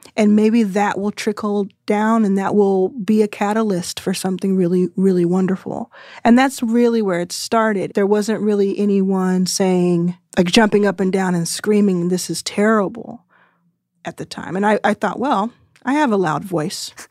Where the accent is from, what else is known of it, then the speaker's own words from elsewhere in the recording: Texas, United States; I'm from Texas and didn't go to college